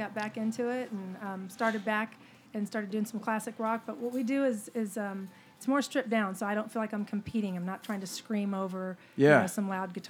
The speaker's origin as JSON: {"language": "English", "region": "Texas", "country": "United States", "said": "I'm from Texas, so I started out, you know, just doing like church and nursing homes when I was a kid."}